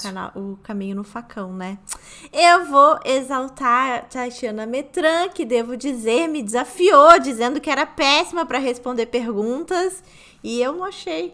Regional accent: Rio de Janeiro, Brazil; moved away as an adult; now in New York, United States; Eu sou carioca também

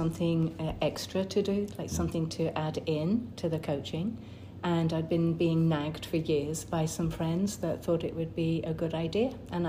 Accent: United Kingdom; now in Middleton, United States; Grew up in the UK. The accent usually gives it away.

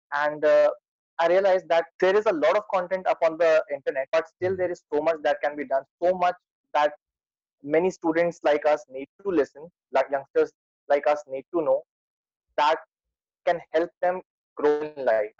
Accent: Lucknow, Uttar Pradesh, India; I'm from India, as you can notice it from my accent

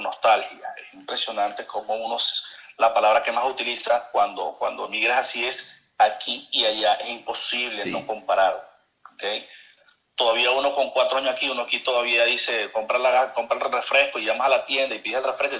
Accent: Maracaibo, Zulia, Venezuela; accent: maracucho; moved away as an adult; also born or lived in Puerto la Cruz, Venezuela; now in Barranquilla, Colombia; Soy maravino, nací en Maracaibo, en el Hospital Chiquinquirá, este, más maracucho que eso no puede haber.

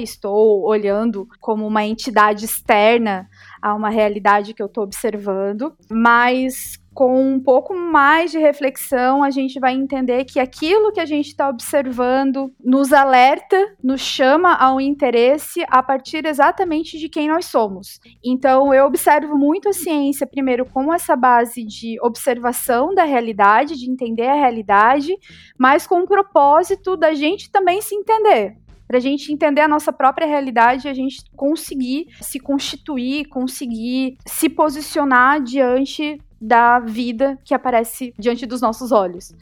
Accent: Joinville, Santa Catarina, Brazil; moved away as an adult; now in Florianópolis, Brazil; Eu sou natural de Chuville e vim pra cá em 2013, quando eu fui convocada para assumir o cargo como professora da UFSC

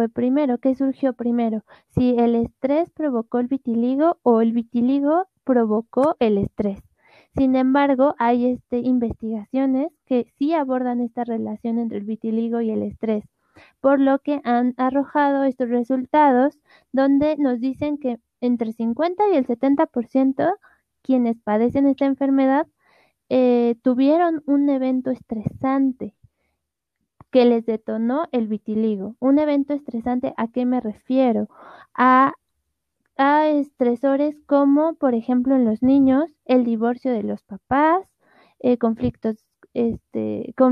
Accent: Ecuador; tengo 18 años, soy de Ecuador, actualmente estudio odontología.

